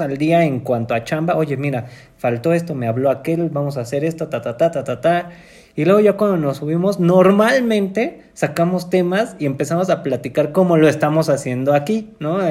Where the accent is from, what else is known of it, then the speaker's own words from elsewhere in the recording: Mexico City, Mexico; somos de la Ciudad de México